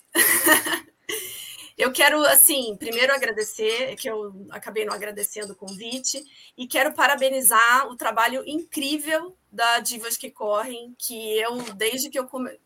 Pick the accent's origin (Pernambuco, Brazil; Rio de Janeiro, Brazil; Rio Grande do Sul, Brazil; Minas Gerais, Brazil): Rio de Janeiro, Brazil; moved away as an adult; now in São Paulo, Brazil; eu sou carioca também, mas eu moro aqui em São Paulo há 16 anos